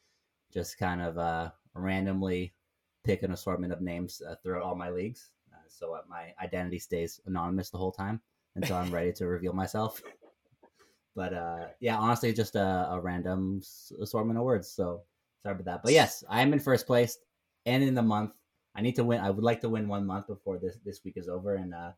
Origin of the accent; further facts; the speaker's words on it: Southern Ontario, Canada; growing up in Southern Ontario